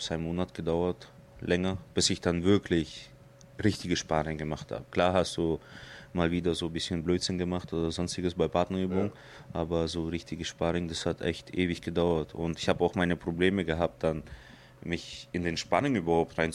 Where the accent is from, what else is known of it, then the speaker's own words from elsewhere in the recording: Surgut, Khanty-Mansi Autonomous Okrug, Russia; born there; Also ich bin in Sibirien geboren, in Surgut.